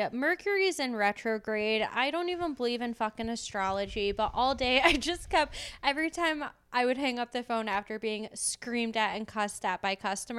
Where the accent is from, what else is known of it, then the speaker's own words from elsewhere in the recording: Michigan, United States; I'm from Michigan.